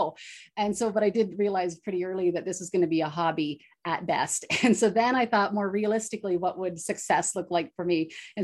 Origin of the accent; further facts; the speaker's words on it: Bancroft, Ontario, Canada; Actually, I stayed put. So I grew up in Bancroft, Ontario.